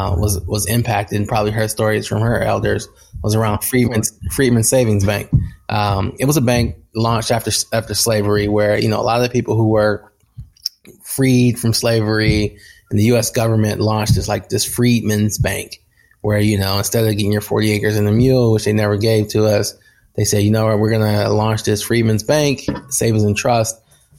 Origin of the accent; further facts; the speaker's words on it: Detroit, Michigan, United States; cities like my home state, Detroit, Newark, certain parts of Hialeah, Florida